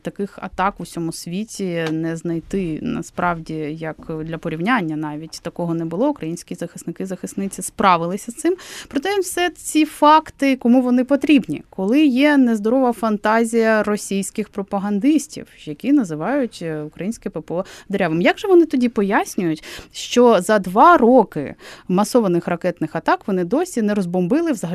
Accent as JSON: {"language": "Ukrainian", "region": "Crimea", "country": "Ukraine", "moved": "yes", "said": "Я з Криму сама"}